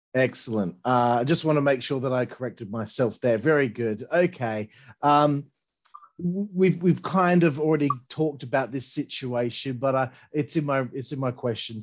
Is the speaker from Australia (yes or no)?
yes; Australia; I'm Australian